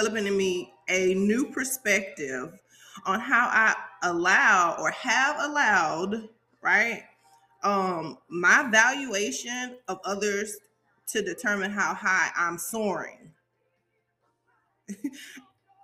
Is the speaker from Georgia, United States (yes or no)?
yes; Savannah, Georgia, United States; I'm from Savannah. Okay, I'm from Savannah, Georgia